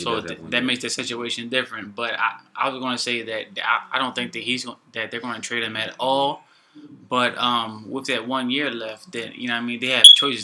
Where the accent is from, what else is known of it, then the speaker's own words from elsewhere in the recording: Philadelphia, Pennsylvania, United States; I'm a nigga from Philly. I'm a nigga from Philly.